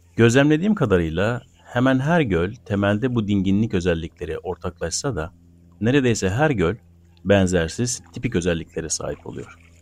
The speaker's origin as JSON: {"language": "Turkish", "area": "Gürsel neighbourhood and Karataş", "region": "Adana", "country": "Turkey", "tie": "born or raised there", "said": "Ben çocukken Gürsel Mahallesi'nde ve Karataş'ta taşlı topraklı yollarda yalın ayak son sürat koşabilen akranlarım vardı"}